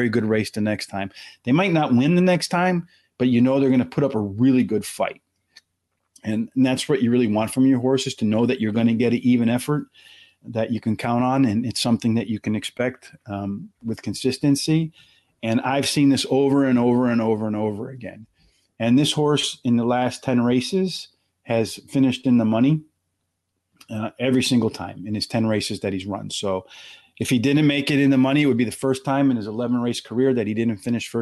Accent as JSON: {"language": "English", "region": "Pennsylvania", "country": "United States", "said": "I'm from Pennsylvania"}